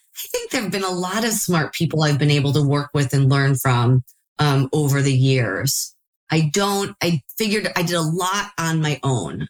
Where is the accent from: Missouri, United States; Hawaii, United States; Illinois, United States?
Illinois, United States; Chicago; now in California, United States; I am from Chicago, started seeing deals in Chicago